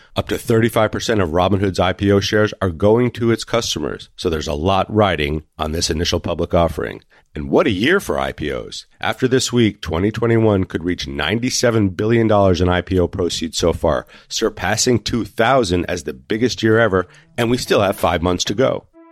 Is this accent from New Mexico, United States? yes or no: yes; Santa Fe, New Mexico, United States; Santa Fe, New Mexico, my hometown